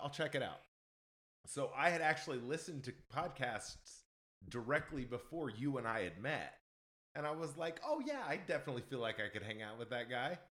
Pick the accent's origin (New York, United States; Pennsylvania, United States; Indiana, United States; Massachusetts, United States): Indiana, United States; now in Nashville, United States; I'm originally from Indiana, and there's not really a big scene up there